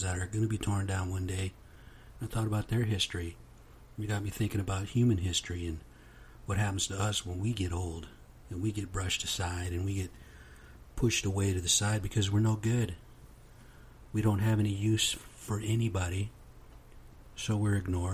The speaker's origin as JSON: {"language": "English", "country": "United States", "said": "I am American Indian, straight off the reservation"}